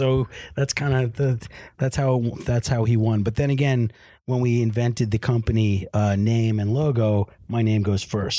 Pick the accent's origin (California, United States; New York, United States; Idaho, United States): New York, United States; I was from New York